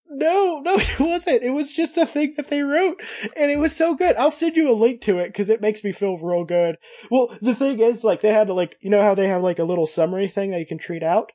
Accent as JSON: {"language": "English", "region": "Kentucky", "country": "United States", "said": "Kentucky even, which is where I hail from"}